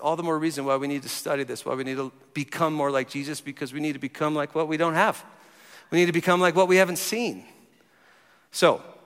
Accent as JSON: {"language": "English", "region": "New Jersey", "country": "United States", "tie": "born or raised there", "also_born_or_lived": "Tulsa, Oklahoma", "moved": "as an adult", "lives_now": "Colorado Springs, United States", "said": "I grew up in New Jersey. I've spent half my life here now. I've been here 22 years"}